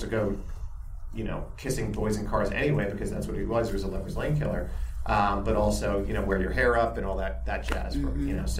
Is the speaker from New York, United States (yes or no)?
yes; Westbury, New York, United States; I didn't grow up in, we grew up right outside of Queens in Westbury, New York.